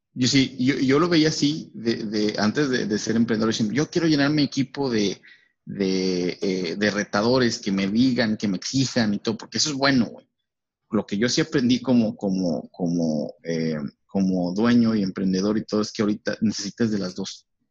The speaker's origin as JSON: {"language": "Spanish", "country": "Mexico", "said": "como mexicanos."}